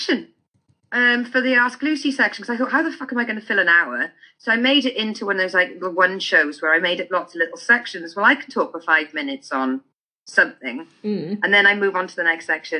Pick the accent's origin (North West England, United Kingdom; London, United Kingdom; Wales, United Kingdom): Wales, United Kingdom; Caerphilly; moved away as an adult; now in Devon, United Kingdom; My brother's in Caerphilly, so I do have a base in Caerphilly, in my hometown.